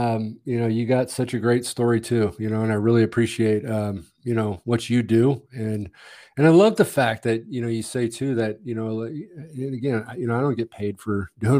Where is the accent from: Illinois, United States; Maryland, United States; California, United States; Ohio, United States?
California, United States; Montebello; born there; Well, I was born in Montebello, Southern California. And, you know, we moved a lot.